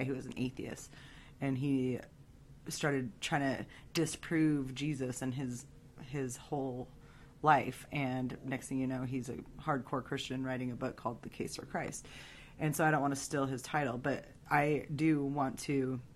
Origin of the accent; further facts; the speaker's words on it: United States; I'm an American